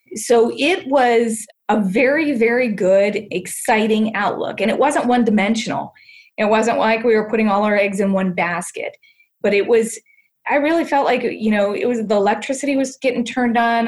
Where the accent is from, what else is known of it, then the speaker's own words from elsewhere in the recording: Canton, Ohio, United States; growing up in Canton, Ohio